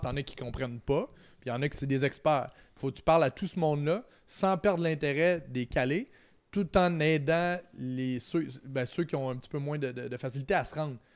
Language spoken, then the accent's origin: French; Trois-Rivières, Quebec, Canada; je viens de Trois-Rivières, c'est en plein milieu